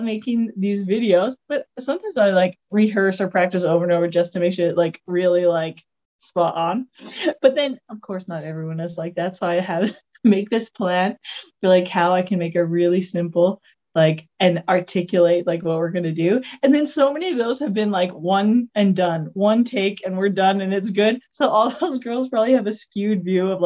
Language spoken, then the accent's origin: English; Alberta, Canada; moved away as an adult; also born or lived in Vancouver, British Columbia; I'm from a small little town in Canada, Alberta, Canada.